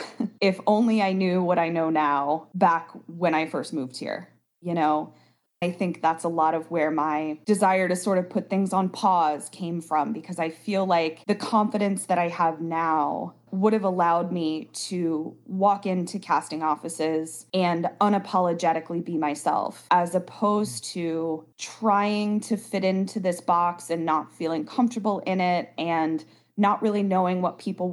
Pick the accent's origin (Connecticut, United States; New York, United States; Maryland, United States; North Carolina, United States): Maryland, United States; Baltimore; moved away as an adult; I grew up in Baltimore, obviously went to high school in Baltimore, and then I went to college in Baltimore as well